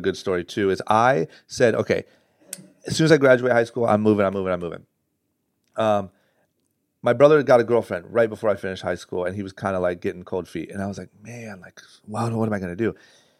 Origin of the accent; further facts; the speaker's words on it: Akron, Ohio, United States; there's all these kids I grew up in Akron, Ohio, that are now pro skateboarders, which is nuts.